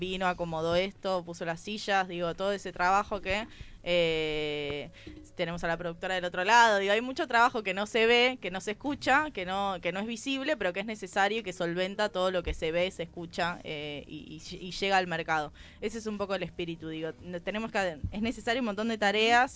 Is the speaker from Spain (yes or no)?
no; Buenos Aires Province, Argentina; yo soy de provincia de Buenos Aires